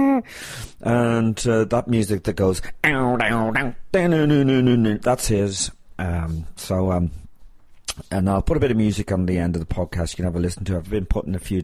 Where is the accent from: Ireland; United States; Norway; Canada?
Ireland; I'm Irish